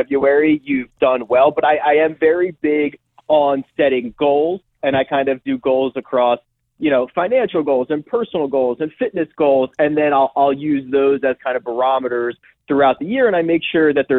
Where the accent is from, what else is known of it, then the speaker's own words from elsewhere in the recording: outside of Philadelphia, Pennsylvania, United States; Growing up outside of Philadelphia in high school